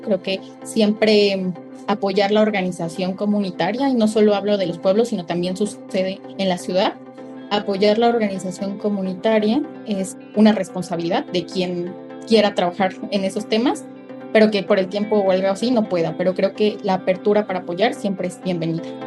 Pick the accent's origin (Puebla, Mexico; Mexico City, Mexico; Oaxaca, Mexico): Oaxaca, Mexico; Tlahuitoltepec; Tlahuitoltepec, que es mi pueblo